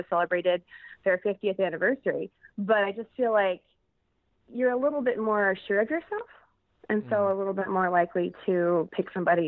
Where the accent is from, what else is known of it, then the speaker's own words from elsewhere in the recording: Chicago, Illinois, United States; I live in the Chicagoland area. I live in a suburb of Chicago.